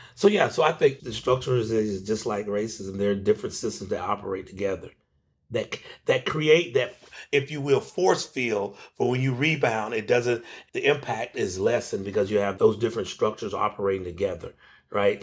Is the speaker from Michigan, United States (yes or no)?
no; Macon, Georgia, United States; I'm originally from, uh, Macon, Georgia, and so I, I grew up in the Jim Crow South